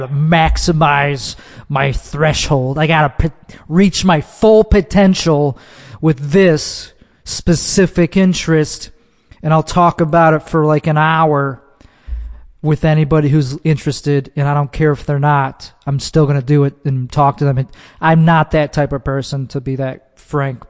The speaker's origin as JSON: {"language": "English", "area": "Chicago suburbs", "region": "Illinois", "country": "United States", "tie": "born or raised there", "moved": "yes", "said": "Not from the city, I'm from the suburbs of Chicago, which is called Chicago land"}